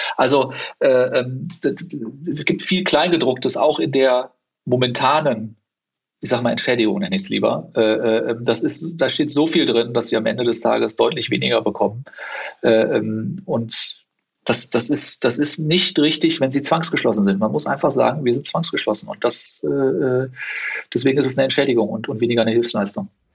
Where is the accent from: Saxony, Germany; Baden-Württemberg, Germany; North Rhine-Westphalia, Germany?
North Rhine-Westphalia, Germany; Cologne; also born or lived in South Africa; Das hat man halt dann wirklich nur da, wo man groß geworden ist anders. Und das ist bei mir Köln.